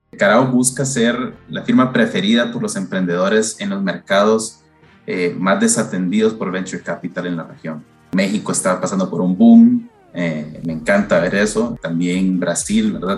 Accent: Honduras; also born or lived in United States; now in Costa Rica; Yo, de hecho, no soy costarricense, sino que soy hondureño, eh, pero llevo viviendo aquí en Costa Rica desde hace unos, unos 15 años

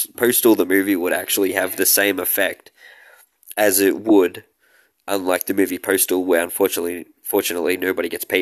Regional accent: Australia; I'm an Australian

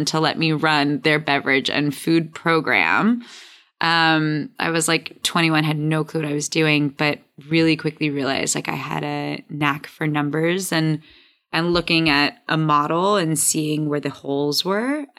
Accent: New York City, New York, United States; also born or lived in Michigan / Chicago; I'm born and raised in Hell's Kitchen

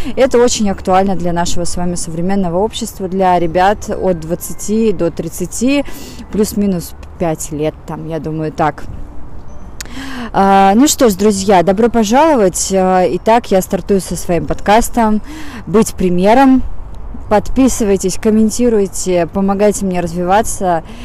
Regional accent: Saint Petersburg, Russia; also born or lived in Moscow; я из Питера, жила в Москве

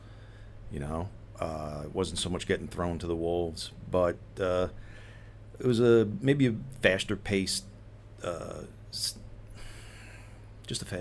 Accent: New York City, New York, United States; I grew up in Staten Island

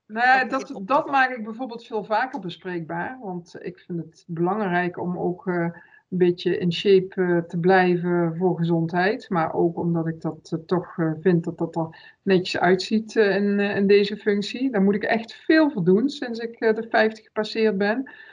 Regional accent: Limburg, Netherlands; now in Breda, Netherlands; ik ben een Limburgse, dus natuurlijk vier ik zelf ook wel een dag carnaval

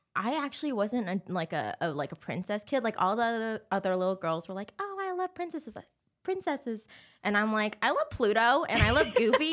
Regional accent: Anaheim, California, United States; moved away as an adult; now in Los Angeles, United States; born and raised in Anaheim

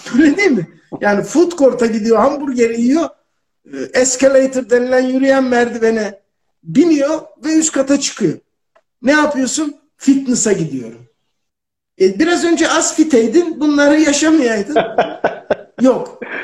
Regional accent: Ankara, Turkey; Biz Ankaralıyız

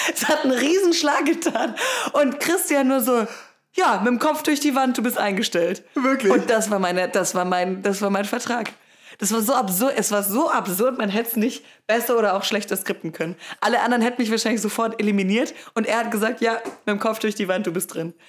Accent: Rottweil, Baden-Württemberg, Germany; Ich bin nämlich auf einem Bauernhof groß geworden. In der Nähe von Rottweil

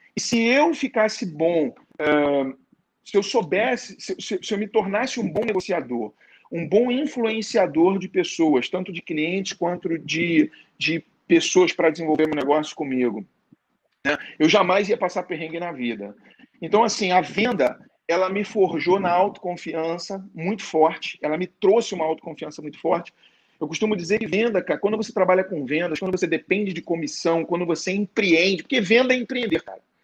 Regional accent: Rio de Janeiro, Brazil; eu sou do Rio de Janeiro, sou carioca

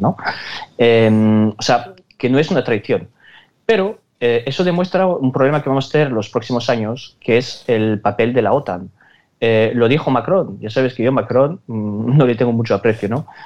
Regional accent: Spain; nosotros somos españoles antes de todo

